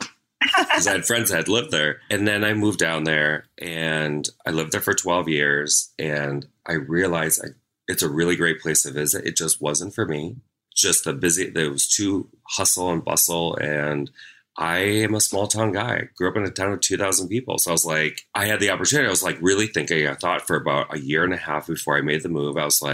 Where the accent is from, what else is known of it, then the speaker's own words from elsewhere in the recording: Midwest, United States; I'm from the Midwest. We tease because we love.